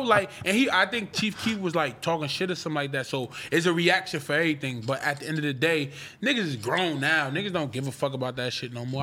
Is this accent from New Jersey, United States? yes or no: yes; Irvington, New Jersey, United States; I'm from Chancellor and Stuyvesant in New Jersey